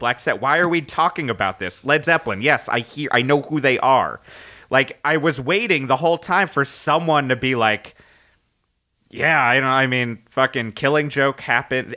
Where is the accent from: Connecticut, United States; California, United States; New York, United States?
Connecticut, United States; moved away; also born or lived in Boston; growing up in Connecticut